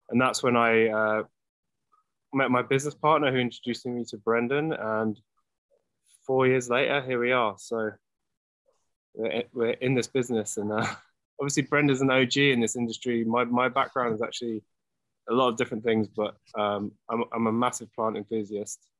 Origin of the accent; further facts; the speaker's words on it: England, United Kingdom; now in Los Angeles, United States; Uh, obviously, I'm English, but I live in California and in Los Angeles.